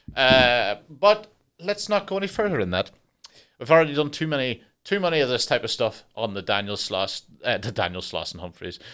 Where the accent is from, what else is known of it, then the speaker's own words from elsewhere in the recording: Ireland; I'm Irish